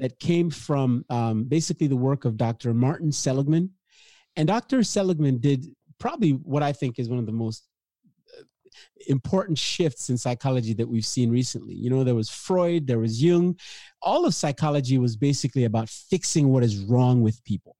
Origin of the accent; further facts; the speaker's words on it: Nigeria; moved away; I was born in Africa, uh, late sixties, in the civil war of, uh, Nigeria and Biafra